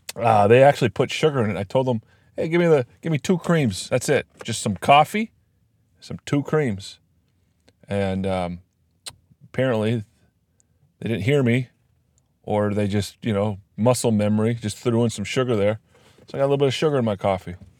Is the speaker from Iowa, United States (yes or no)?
yes; Iowa, United States; My home state of Iowa